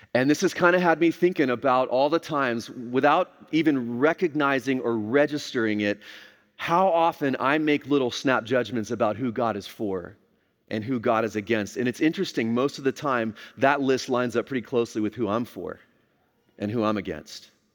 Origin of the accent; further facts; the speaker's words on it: Texas, United States; I grew up here in Texas, this was home for me